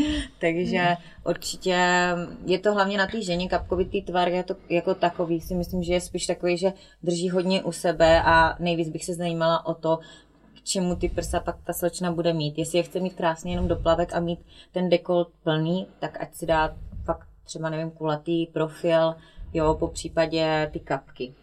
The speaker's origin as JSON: {"language": "Czech", "town": "Strážnice", "region": "South Moravian Region", "country": "Czechia", "also_born_or_lived": "Slovakia / Brno", "moved": "yes", "lives_now": "near Brno, Czech Republic", "said": "původem jsem ze Strážnice, což je úplně na jihu Moravy od Hodonína. A s tím, že teda narodila jsem se na Slovensku. No a teď žiju kousíček od Brna, no."}